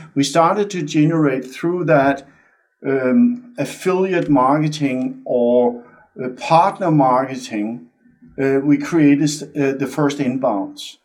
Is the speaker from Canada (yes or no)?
no; Denmark; moved away as an adult; also born or lived in California; born and raised in Denmark. So I'm Dane by birth